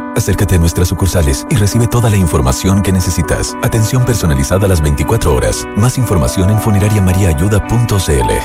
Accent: Chile; yo venía de Chile

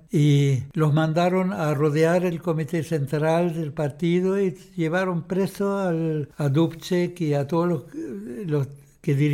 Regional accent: Chile; Y nosotros, había como 40 chilenos, creo, allá, ¿no?

